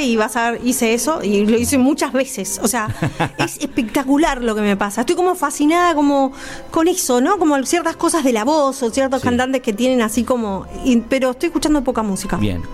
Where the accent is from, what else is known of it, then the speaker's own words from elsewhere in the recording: Rosario, Santa Fe, Argentina; moved away; yo soy rosarina de origen. igual cuando yo viví todavía no lo había, eh, en Rosario